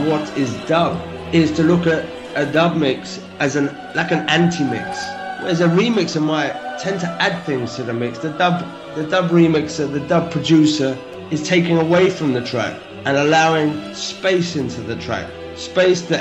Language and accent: English; London, United Kingdom; now in Berlin, Germany; I'm out here living in Berlin at the moment, but I'm from West London